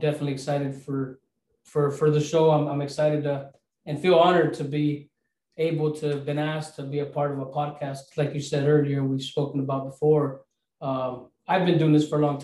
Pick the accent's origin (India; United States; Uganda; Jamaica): United States; Castroville, California; I grew up in Castroville